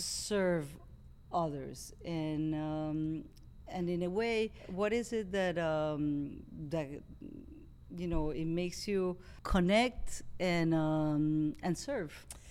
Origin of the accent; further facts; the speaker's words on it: Venezuela; English is a second language; now in United States; I am from Venezuela. I moved to the U.S. also 25 years ago.